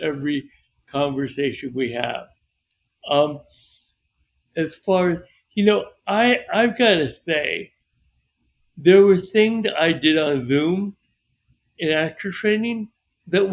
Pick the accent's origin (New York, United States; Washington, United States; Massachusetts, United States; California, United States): New York, United States; moved away; also born or lived in Florida; I was from New York, moved to Florida